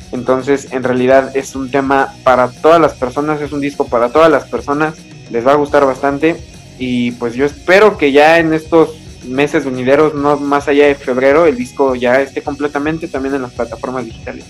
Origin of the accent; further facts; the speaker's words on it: Mexico City, Mexico; nosotros somos aquí originarios de la Ciudad de México